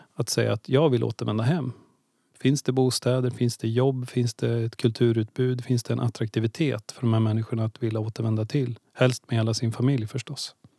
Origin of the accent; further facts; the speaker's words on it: Ljusdal, Gävleborg County, Sweden; moved away as an adult; also born or lived in Stockholm / Östersund; now in Gävle, Sweden; Egentligen är jag född i Stockholm men, jag eh, växte upp i Ljusdal.